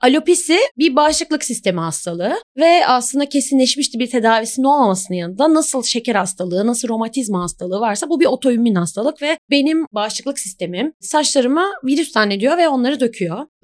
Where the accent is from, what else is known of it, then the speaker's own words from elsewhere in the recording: Ankara, Turkey; now in Istanbul, Turkey; Ben aslı Ankaralıyım ama yaklaşık neredeyse 15 senedir falan da İstanbulluyum artık.